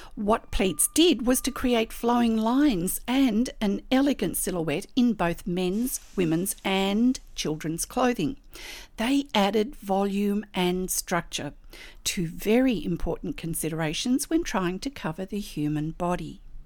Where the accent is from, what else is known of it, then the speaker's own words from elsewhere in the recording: Australia; I'm an Australian textile artist